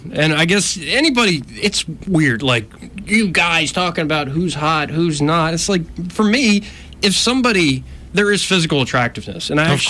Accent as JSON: {"language": "English", "region": "Arkansas", "country": "United States", "said": "because I am from Arkansas, don't you know?"}